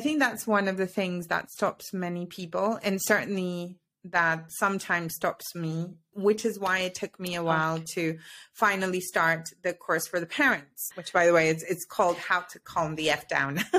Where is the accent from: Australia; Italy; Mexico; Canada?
Mexico; moved away as an adult; also born or lived in United Kingdom / Paris / Amsterdam; now in Switzerland; I'm originally from Mexico. I now live in Switzerland, and I always say via the UK